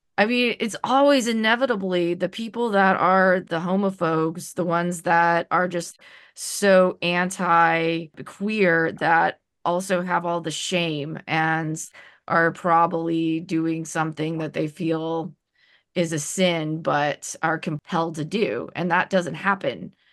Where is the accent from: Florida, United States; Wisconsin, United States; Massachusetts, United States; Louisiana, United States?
Louisiana, United States; New Orleans; moved away as an adult; now in Oregon, United States; being white, but growing up in New Orleans